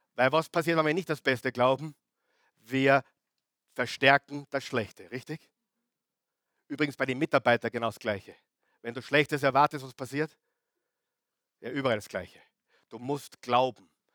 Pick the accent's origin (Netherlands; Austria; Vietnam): Austria; now in Vienna, Austria; wo ich, wo ich herkomme, Oberösterreich, Salzburg, wunderschön